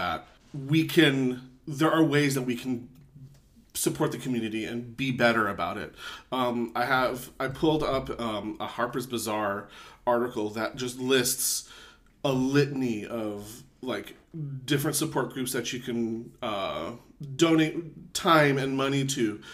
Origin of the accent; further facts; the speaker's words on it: Philippines; now in United States; I was born in the Philippines. I'm a Filipino American